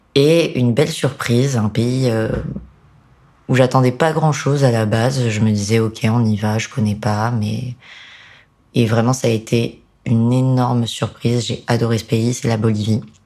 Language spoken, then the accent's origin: French; France; en tant que français